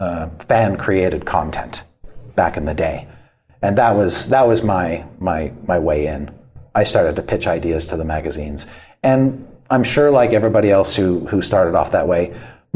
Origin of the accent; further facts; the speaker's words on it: Canada; I grew up in Canada